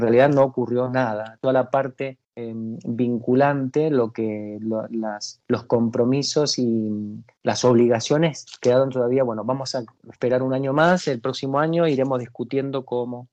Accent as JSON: {"language": "Spanish", "region": "Mendoza", "country": "Argentina", "tie": "born or raised there", "also_born_or_lived": "Buenos Aires", "moved": "as an adult", "said": "en la tierra donde nací, allá en Mendoza, que dañaban bastante los viñedos. Mi, familia tenía viñedos"}